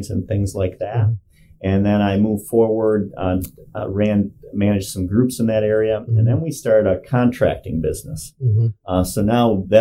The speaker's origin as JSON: {"language": "English", "town": "Palermo", "region": "New York", "country": "United States", "tie": "born or raised there", "said": "I grew up in Oswego County, mm-hmm. in a small town called Palermo, mm-hmm. and I actually still live there today"}